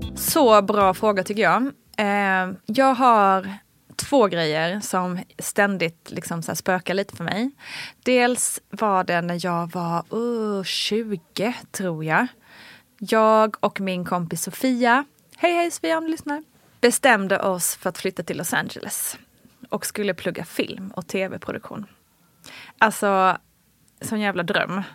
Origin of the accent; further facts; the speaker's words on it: Småland, Sweden; moved away; also born or lived in Kalmar / Malmö; kommer jag ju från Småland